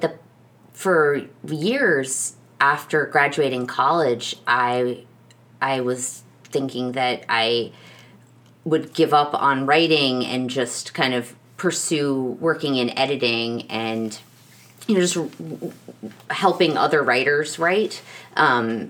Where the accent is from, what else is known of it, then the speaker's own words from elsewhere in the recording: New York City, New York, United States; growing up in New York City